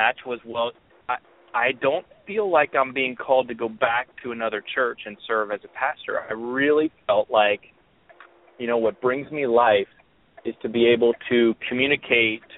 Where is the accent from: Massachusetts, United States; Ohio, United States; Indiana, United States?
Indiana, United States; Indianapolis; I am from Indianapolis, Indiana